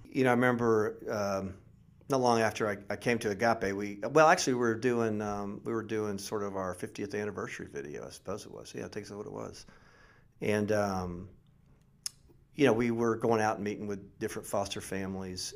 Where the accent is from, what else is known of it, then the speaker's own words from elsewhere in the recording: Mount Dora, Florida, United States; also born or lived in Middle Tennessee; now in Tennessee, United States; I grew up in Mount Dore